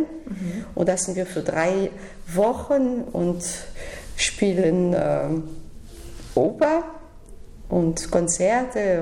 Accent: Sion, Valais, Switzerland; German is a second language; also born or lived in Detmold / Paris; now in Berlin, Germany; ich bin in der Schweiz, in Sion geboren

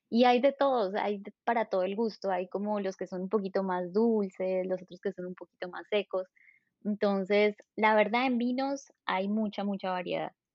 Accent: Colombia; moved away as an adult; also born or lived in southern France; now in Strasbourg, France; soy colombiana. Hace cinco años que estoy en Francia

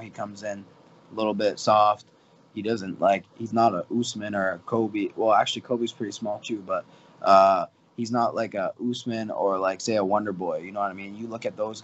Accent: Windsor, Ontario, Canada; where I'm from, Windsor

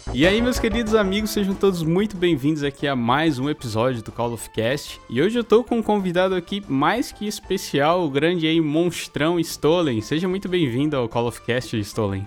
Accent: São Paulo, Brazil; eu sou de São Paulo, né? Nasci em São Paulo

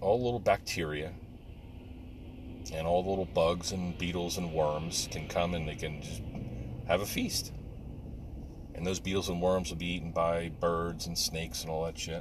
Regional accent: New Jersey, United States; moved away as an adult; now in Pennsylvania, United States; I grew up in Jersey

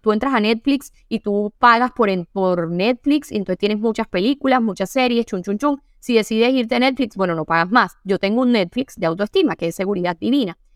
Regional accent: Sincelejo, Sucre, Colombia; accent: costeña; yo soy de Cincelejo

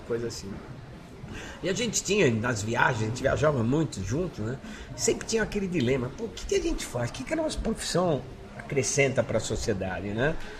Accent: São Paulo, Brazil; also born or lived in Brás, São Paulo; nasci no Brado, morei na Moca minha vida

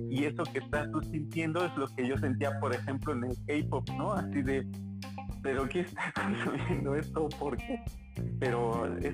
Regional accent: Colombia; digo que soy colombiano y hablo como colombiano

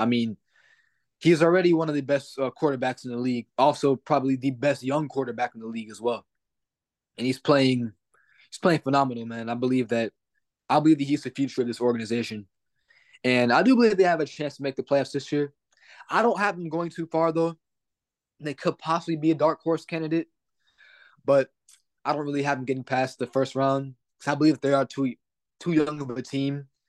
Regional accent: Houston, Texas, United States; I'm from Houston, Texas

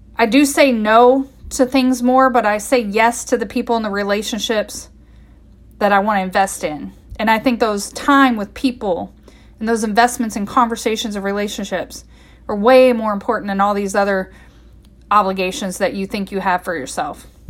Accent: Midwest, United States; I grew up in the Midwest

